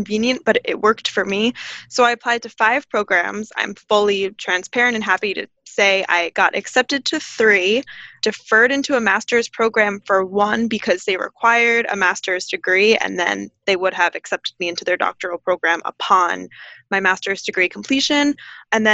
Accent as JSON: {"language": "English", "region": "New Jersey", "country": "United States", "tie": "born or raised there", "also_born_or_lived": "Connecticut", "said": "I actually am from, born and raised in New Jersey"}